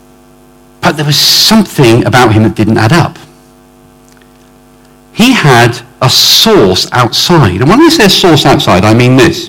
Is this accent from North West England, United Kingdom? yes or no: no; Oxford, South East England, United Kingdom; I come from Oxford